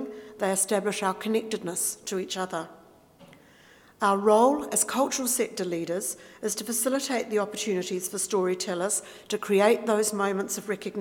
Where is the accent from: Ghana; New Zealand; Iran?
New Zealand; moved away as an adult; now in Australia; Coming from New Zealand